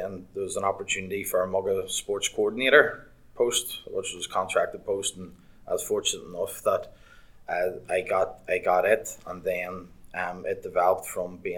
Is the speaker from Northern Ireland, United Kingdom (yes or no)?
yes; Portadown, Northern Ireland, United Kingdom; also born or lived in Liverpool; I'm from Portadown, Craigavon area.